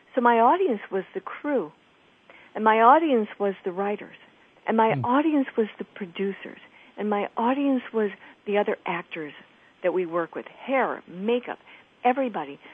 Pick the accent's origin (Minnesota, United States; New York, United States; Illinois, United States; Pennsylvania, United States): Illinois, United States; moved away; mom of two in Illinois, not far from my hometown